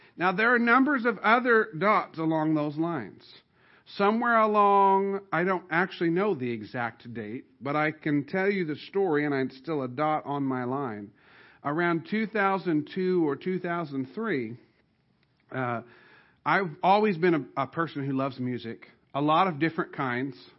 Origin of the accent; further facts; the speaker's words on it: Southern Illinois, United States; where I grew up in Southern Illinois